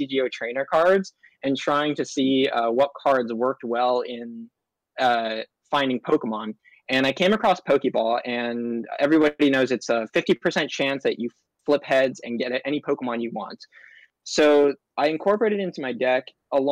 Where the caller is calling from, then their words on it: Long Beach, California, United States; I'm calling from my room in Long Beach, California.